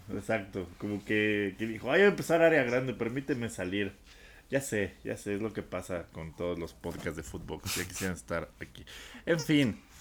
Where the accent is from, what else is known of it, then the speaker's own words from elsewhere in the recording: Coacalco, State of Mexico, Mexico; soy cholo de Coacalco.